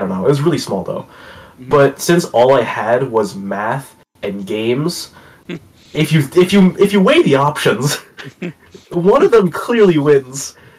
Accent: Malaysia; Being Asian, I guess in general, because being specifically Malaysian doesn't really hurt you in any stereotypes

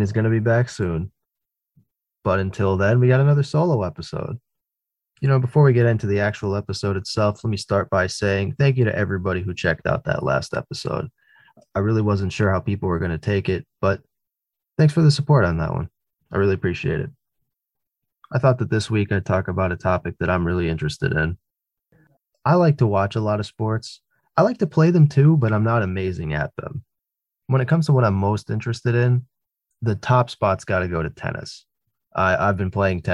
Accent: East Coast of the United States, United States; I grew up on the East Coast of the United States.

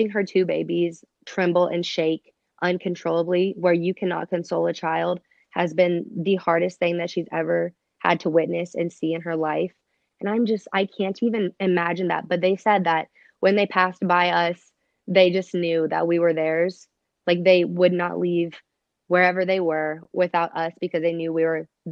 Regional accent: Lawrence, Kansas, United States; moved away; So I was born in Lawrence, Kansas, actually, which is where I currently live.

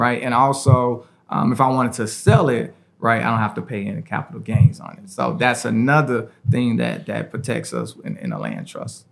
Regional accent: Memphis, Tennessee, United States; I grew up here in Memphis

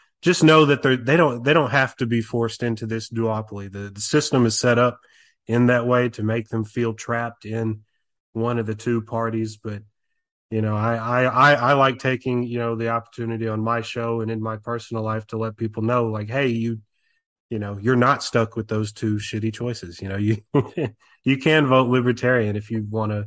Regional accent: Tennessee, United States; now in Texas, United States; I'm living in Texas now, but I'm from Tennessee

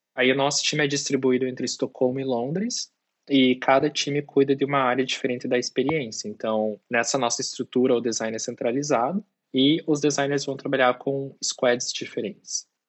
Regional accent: Guarapuava, Paraná, Brazil; moved away as an adult; also born or lived in Ireland; eu sou de Guarapuava, né, e eu estava morando em Guarapuava, no Paraná, naquela época

